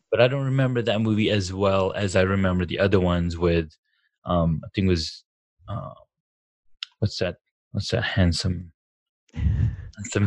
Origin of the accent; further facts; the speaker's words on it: Saudi Arabia; now in United States; I grew up in Saudi Arabia.